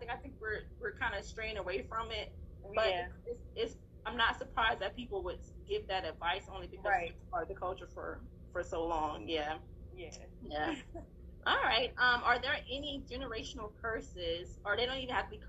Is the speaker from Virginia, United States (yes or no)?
no; Texas, United States; I grew up in Texas, but my family was in Louisiana